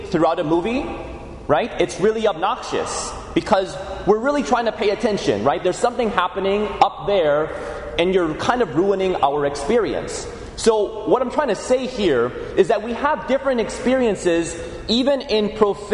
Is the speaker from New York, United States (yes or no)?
no; Chicago, Illinois, United States; my experience growing up in the Archdiocese of Chicago